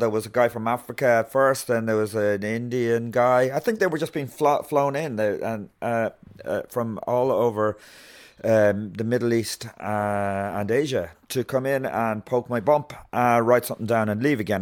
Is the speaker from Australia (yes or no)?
no; Meath, Leinster, Ireland; also born or lived in Galway / Tuam; we moved from Galway to Meath.